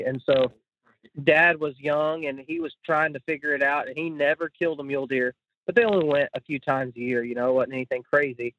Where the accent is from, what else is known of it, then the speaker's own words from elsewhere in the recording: Midland-Odessa area, West Texas, United States; I grew up in West Texas, which is uh, in Midland, Odessa area